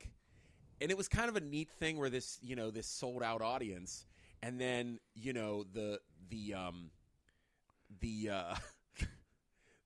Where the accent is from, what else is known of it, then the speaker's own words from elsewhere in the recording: Homestead, Pennsylvania, United States; where I'm from, Homestead